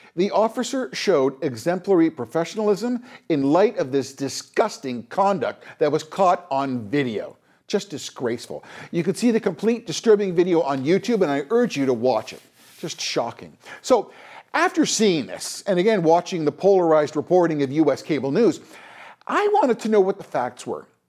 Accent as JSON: {"language": "English", "country": "Canada", "said": "as a Canadian"}